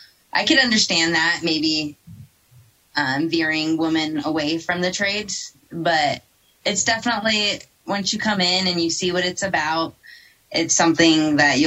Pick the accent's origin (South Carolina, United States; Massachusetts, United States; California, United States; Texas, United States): California, United States; moved away as an adult; now in Colorado, United States; So I was born and raised in California. I've been in Colorado about 2 years now.